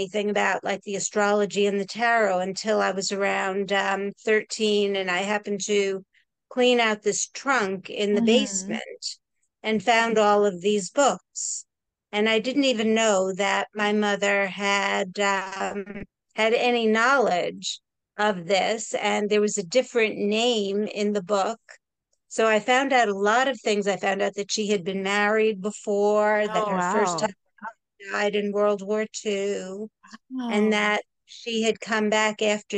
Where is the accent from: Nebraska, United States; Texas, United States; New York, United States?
New York, United States; New York City; also born or lived in Jersey City, New Jersey; now in New Jersey, United States; the neighborhood that I grew up in Queens